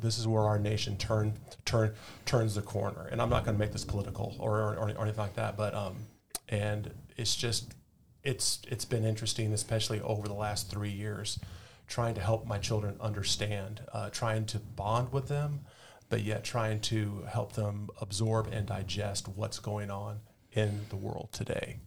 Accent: Yorba Linda, California, United States; moved away as an adult; also born or lived in Mission Viejo, California; now in Austin, United States; I was born and raised in Orange County, California, in Yorba-Linda, Mission Viejo area

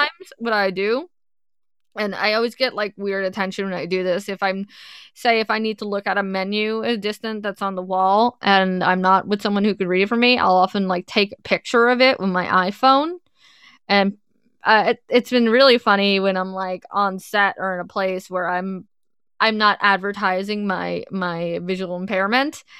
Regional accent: suburbs of New York, United States; I grew up right out, right outside the city. If anyone asks, I'm from New York, but really I'm from the suburbs of New York

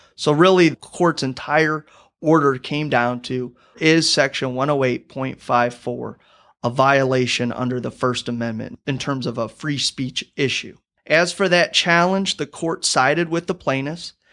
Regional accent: Rock Island, Illinois, United States; moved away as an adult; now in Saint Louis, United States; I'm originally from Rock Island, Illinois

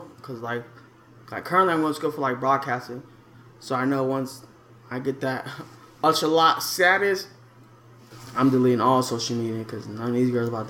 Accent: Chicago, Illinois, United States; now in Tucson, United States; I'm from the Midwest. Chicago, everything.

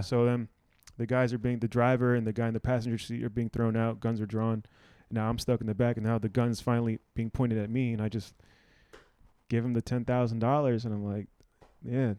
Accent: Silver Spring, Maryland, United States; growing up in Silver Spring

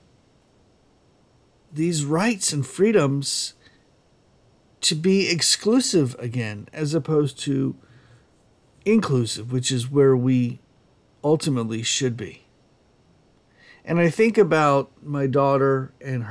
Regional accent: United States; I am an American and I am proud to be an American

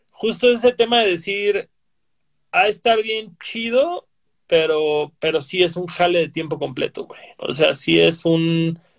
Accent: Yucatán, Mexico; Bueno, pero nosotros somos del sur de Yucatán, güey. Del sur de México, somos de Yucatán, güey.

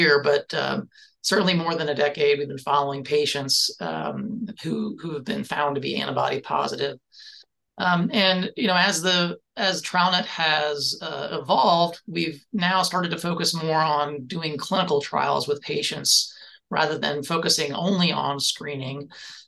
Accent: Gainesville, Florida, United States; I grew up here in Gainesville, Florida, and my parents were both college students here and stayed in town

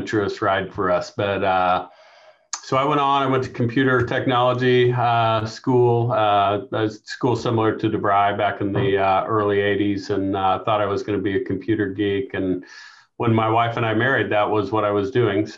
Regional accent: Kansas City, Missouri, United States; I grew up in Kansas City, South Kansas City. Went to Martin City Elementary School, and then Grandview Junior High and high school.

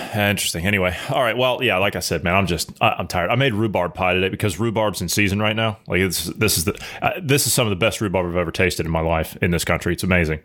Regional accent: United States; I'm an American

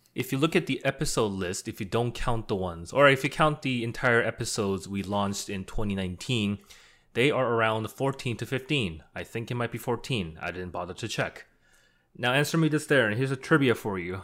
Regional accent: Canada; we're not American, we're Canadian

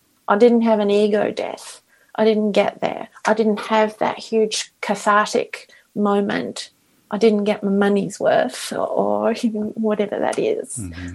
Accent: Australia; now in Vancouver, Canada; I'm Australian.

